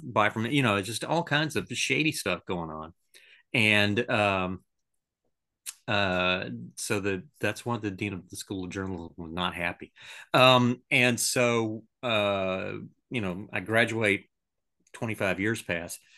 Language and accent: English; Pensacola, Florida, United States; I grew up in Pensacola